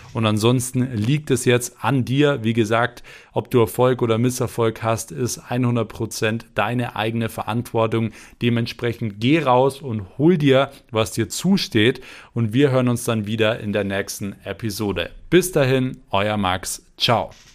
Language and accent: German; Germany; bei uns in Deutschland